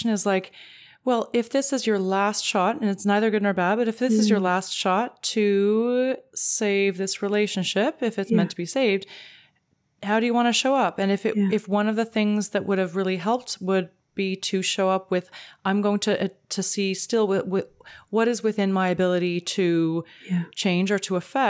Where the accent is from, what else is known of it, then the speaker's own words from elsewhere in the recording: Canada; as a Canadian